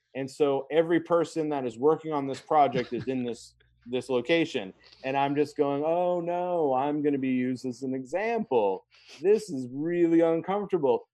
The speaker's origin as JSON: {"language": "English", "town": "Brunswick", "region": "Maine", "country": "United States", "tie": "born or raised there", "said": "Brunswick, which is my hometown in mm-hmm. Maine"}